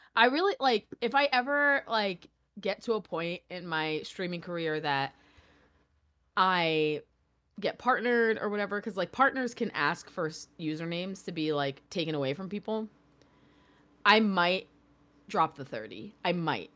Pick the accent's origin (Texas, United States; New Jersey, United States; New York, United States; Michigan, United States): New York, United States; I grew up in New York